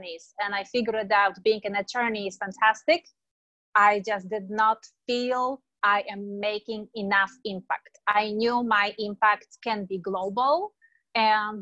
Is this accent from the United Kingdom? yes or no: no; Poland; moved away as an adult; now in San Diego, United States; Originally, I am born and raised in Europe, in Poland, beautiful country with four seasons.